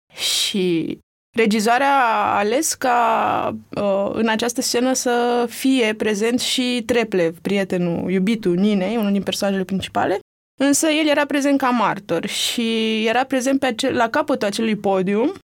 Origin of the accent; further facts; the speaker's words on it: Romania; sunt din România